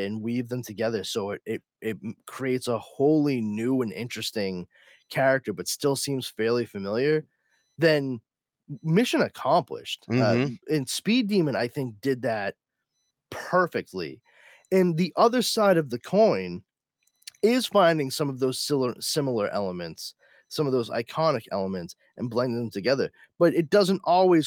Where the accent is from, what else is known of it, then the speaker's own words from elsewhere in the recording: Boston, Massachusetts, United States; I'm an Irish Catholic kid from Boston